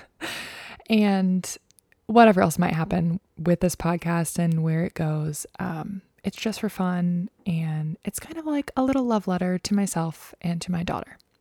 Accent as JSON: {"language": "English", "region": "Maryland", "country": "United States", "tie": "born or raised there", "said": "the gynecologist that I saw growing up in Maryland"}